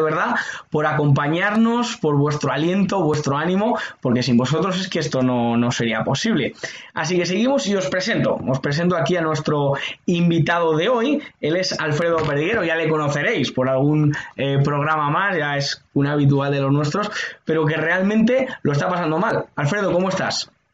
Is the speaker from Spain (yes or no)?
yes; Spain; la inmensa mayoría de los españoles estamos de acuerdo